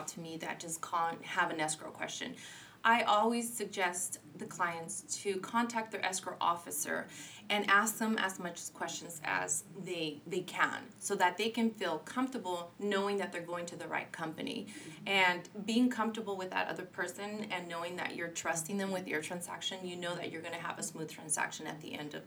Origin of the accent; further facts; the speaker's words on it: Santa Ana, California, United States; I grew up in Santa Ana, and I'm still sticking to my Santa Ana grounds